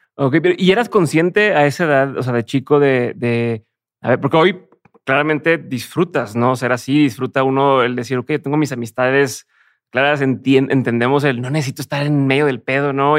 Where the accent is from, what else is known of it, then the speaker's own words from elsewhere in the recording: Mexico; yo, soy de México